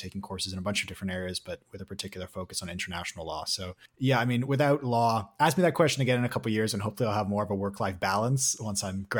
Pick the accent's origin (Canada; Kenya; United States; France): Canada; Winnipeg, Manitoba; I grew up in Winnipeg, which is a great place, beautiful weather, highly recommend. My family's from South Africa